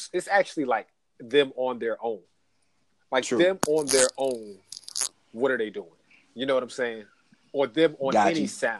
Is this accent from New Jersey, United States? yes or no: yes; New Jersey, United States; now in Atlanta, United States; I'm from Jersey, so I live in Atlanta